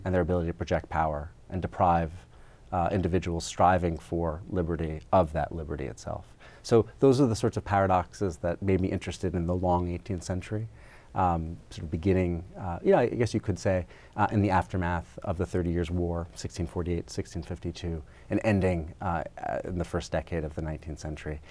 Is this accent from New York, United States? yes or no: yes; New York, United States; moved away as an adult; I grew up in New York